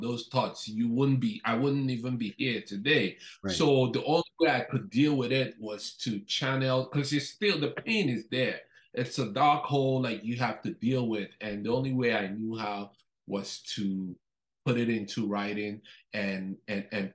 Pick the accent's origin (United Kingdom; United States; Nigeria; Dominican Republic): Nigeria; now in Canada; I'm originally Nigerian. I was born in Nigeria, before I moved to Canada.